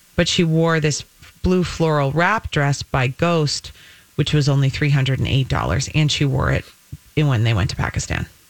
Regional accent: United States

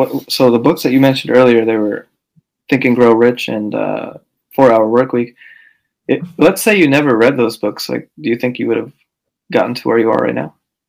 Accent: San Francisco, California, United States; also born or lived in Daly City; I'm from San Francisco. I live in like the town next to a Daly City, but basically almost.

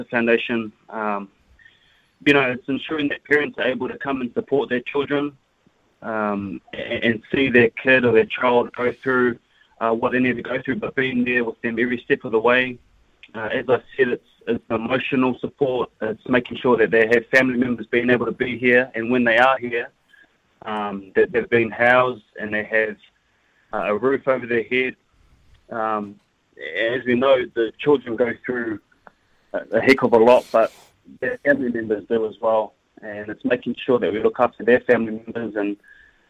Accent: Christchurch, Canterbury, New Zealand; I'm from Christchurch

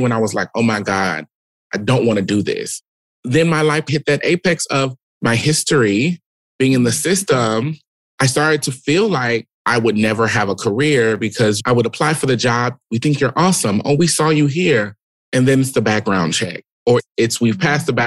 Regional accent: Omaha, Nebraska, United States; Born and raised in Omaha, Nebraska, Midwest through and through.

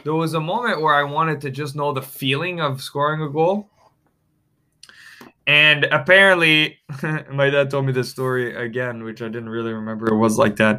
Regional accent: Rosemère, Quebec, Canada; I grew up maybe 30 minutes north of Montreal, in the Laurentians. And yeah, man, I'm from Rosemère, Quebec, French part here

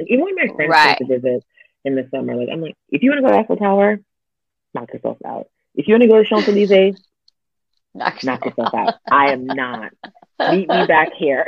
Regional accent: United States; moved away as an adult; now in Paris, France; I'm an American that lives here.

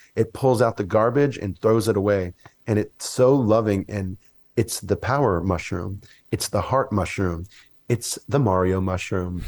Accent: Mississippi, United States; I grew up in Mississippi

